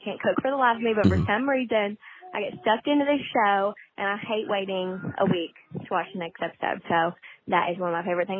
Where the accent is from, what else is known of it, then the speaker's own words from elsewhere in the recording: Louisa, Kentucky, United States; I'm from Louisa, which is really close to Ashland